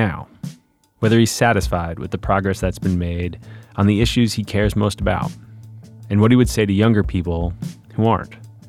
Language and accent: English; Boston, Massachusetts, United States; I grew up in Boston